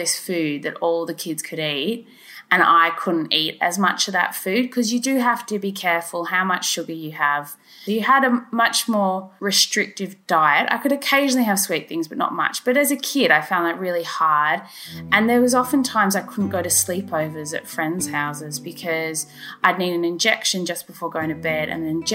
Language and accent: English; Australia; moved away as an adult; now in Oxford, United Kingdom; I'm originally from Australia and I'm going to go back to Australia soon